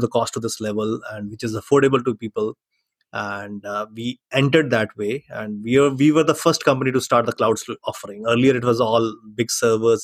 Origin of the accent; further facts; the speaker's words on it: Chandigarh, India; coming from a small city called Chandigarh